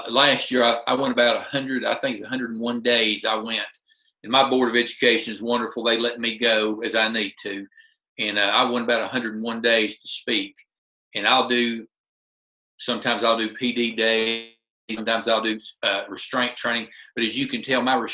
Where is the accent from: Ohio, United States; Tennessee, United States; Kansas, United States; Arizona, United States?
Tennessee, United States; Middle; for a kid, like I said, from Middle Tennessee